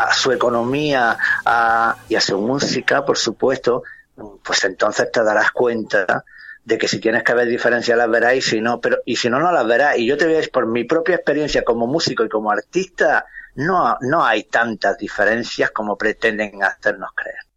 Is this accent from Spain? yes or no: yes; Granada, Andalusia, Spain; moved away as an adult; me siento muy orgulloso de lo que soy y de donde soy, en este orden, granaíno, andaluz y español